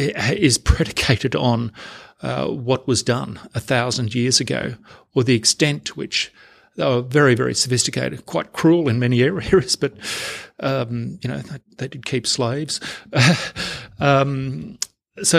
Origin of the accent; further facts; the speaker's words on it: Victoria, Australia; My parents are working class people, and I came from Hazen Commission House in a small country town in Western Victoria